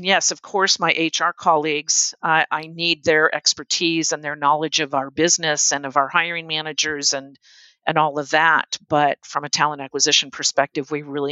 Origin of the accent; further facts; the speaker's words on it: United States; being an American and American culture